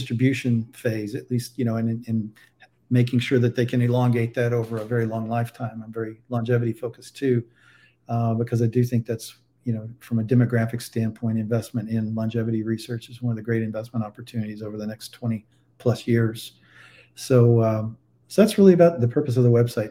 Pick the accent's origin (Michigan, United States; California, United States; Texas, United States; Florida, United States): Texas, United States; also born or lived in Boston area; now in Saratoga Springs, United States; my home state of Texas